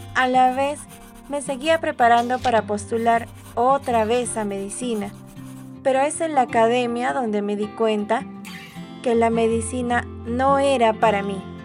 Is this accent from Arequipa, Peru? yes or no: yes; Arequipa, Peru; aquí en Arequipa, la ciudad blanca que es mi tierra